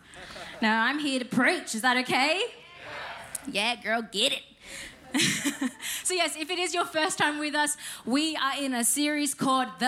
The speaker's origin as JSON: {"language": "English", "town": "Penrith", "region": "New South Wales", "country": "Australia", "tie": "born or raised there", "said": "I grew up in Penrith"}